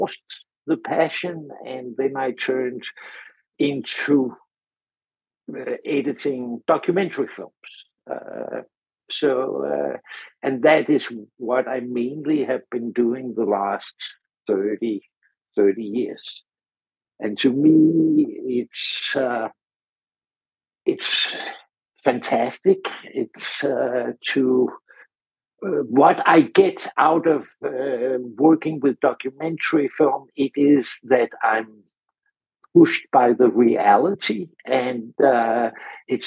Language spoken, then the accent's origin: English; Denmark; I'm from Denmark originally